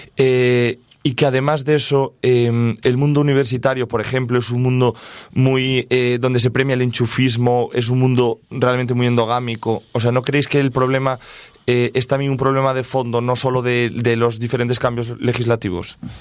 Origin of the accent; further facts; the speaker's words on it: Galicia, Spain; now in Castile and León, Spain; yo soy gallego